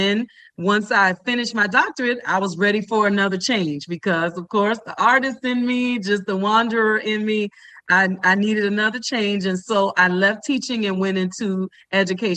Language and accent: English; Miami, Florida, United States; also born or lived in Washington, D.C.; I'm born and raised in Miami, Florida.